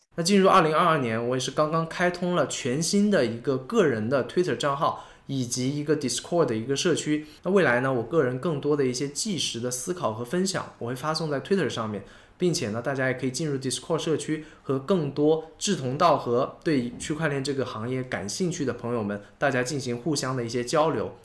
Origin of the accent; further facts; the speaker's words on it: China; 我们作为中国人